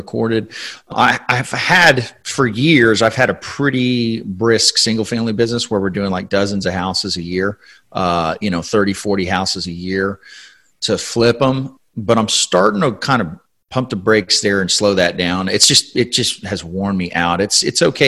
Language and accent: English; San Antonio, Texas, United States; I was born here in San Antonio, grew up here for the most part.